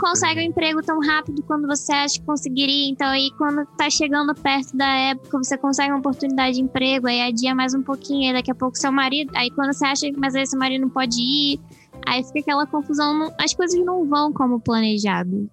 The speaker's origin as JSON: {"language": "Portuguese", "country": "Brazil", "moved": "as an adult", "lives_now": "Canada", "said": "eu sou do Brasil e lá eu fiz isso, isso e isso, aí vim pra cá."}